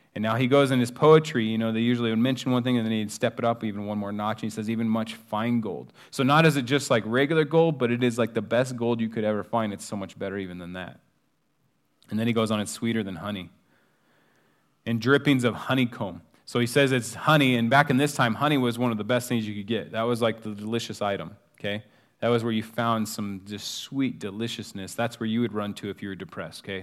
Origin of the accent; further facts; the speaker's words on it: United States; being an American